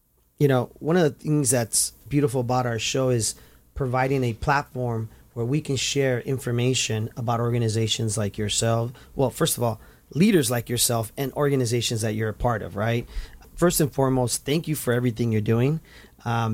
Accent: Santa Ana, California, United States; where I was growing up in Santa Ana, back in the 80s and 90s

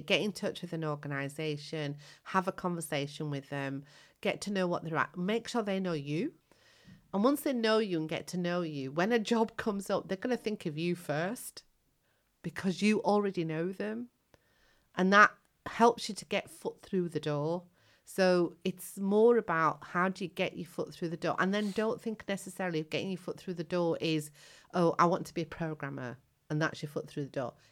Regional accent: United Kingdom; also born or lived in Kenya / Indian heritage; when I came to the UK as a child of seven, I came from Africa.

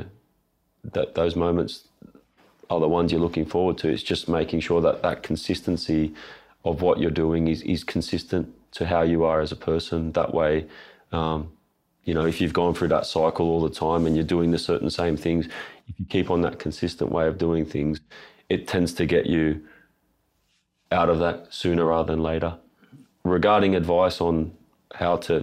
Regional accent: Sydney, New South Wales, Australia; I'm from Sydney

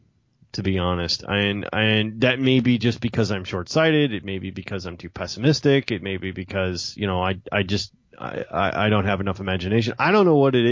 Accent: United States; We are uniquely American

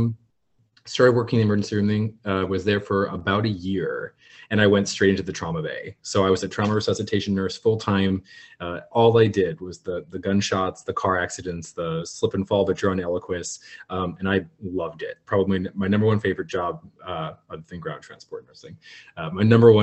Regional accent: Fort Lauderdale, Florida, United States; I'm originally from Fort Lauderdale, Florida, where my family has lived for what feels like forever

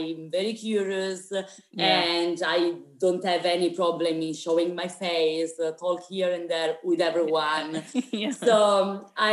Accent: Sicily, Italy; now in Netherlands; I'm Italian. I come from Sicily, the south of Italy, and I currently live in the Netherlands

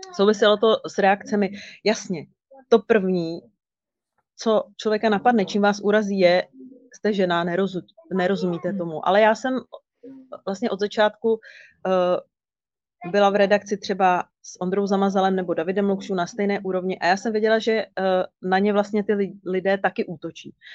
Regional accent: Kralupy nad Vltavou, Central Bohemian Region, Czechia; Kralupy, mé rodné město

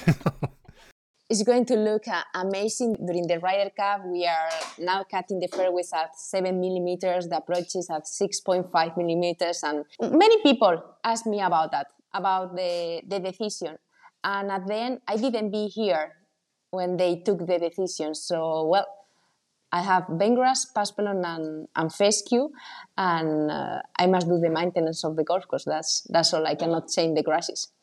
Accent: Spain; moved away as an adult; also born or lived in United States; now in Italy; I am coming from Spain.

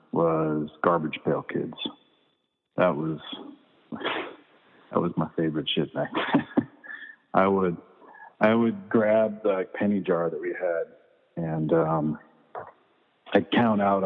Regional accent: Virginia, United States; also born or lived in Richmond, Virginia; in the little neighborhood where I grew up in Virginia

